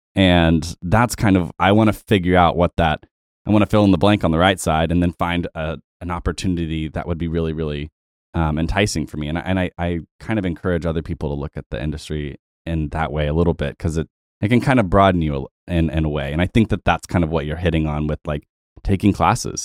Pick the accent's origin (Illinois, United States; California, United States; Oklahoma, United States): Oklahoma, United States; Tulsa; I am also from Tulsa